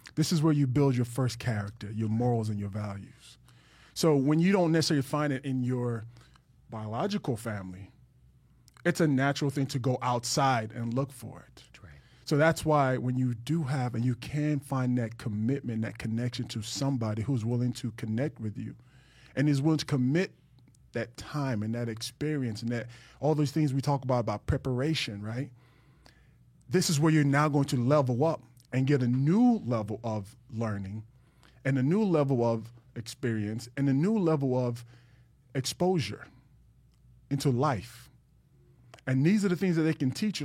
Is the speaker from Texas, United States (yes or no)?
yes; Dallas, Texas, United States; moved away as an adult; also born or lived in Jacksonville / Miami; now in South Florida, United States; I was from Dallas